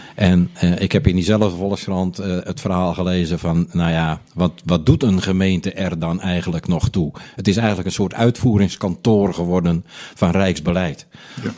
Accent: Onderdijk, North Holland, Netherlands; also born or lived in Hoorn; now in Blokker, Netherlands; ik in het ziekenhuis in Horen ben geboren. Maar wij woonden toen in Onderdijk.

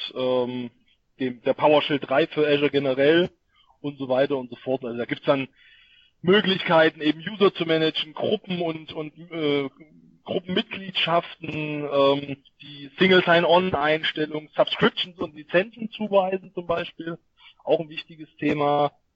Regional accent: Thuringia, Germany; für mich als Thüringer

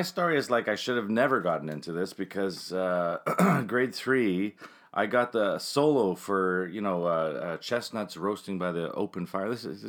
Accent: Winnipeg, Manitoba, Canada; also born or lived in Toronto (Ryerson); I was born very close to where you live, but I grew up on Johnson Avenue West in Elmwood.

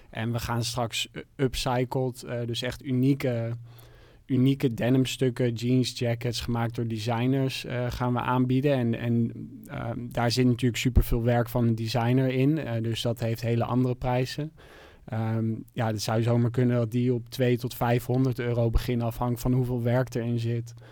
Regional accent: Amsterdam, North Holland, Netherlands; ik kom uit Amsterdam

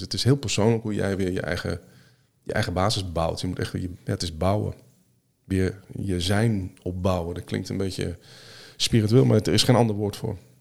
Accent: Netherlands; Nederland geboren, Nederland opgegroeid.

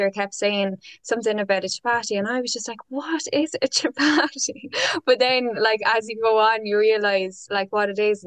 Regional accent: Ireland; moved away as an adult; now in United Kingdom; from moving to the UK, because I was quite sheltered in Ireland, because it was just like I just knew my own culture really.

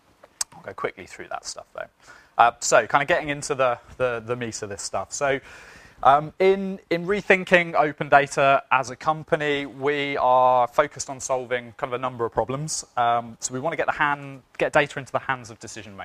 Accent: United Kingdom; I'm British

